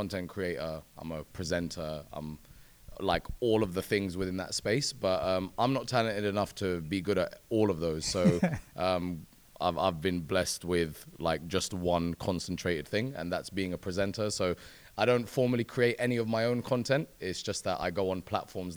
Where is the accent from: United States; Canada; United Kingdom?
United Kingdom; London; I'm a presenter born and raised in West London